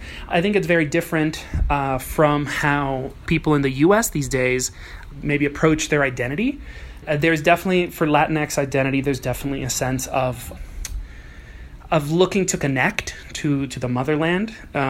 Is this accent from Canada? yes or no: no; Dominican Republic; also born or lived in New York City, United States; I grew up quite nomadic. I'm born in New York City, but I grew up in Dominican Republic. I spent 14 years of my life there. I don't really identify as Dominican because neither of my parents are Dominican.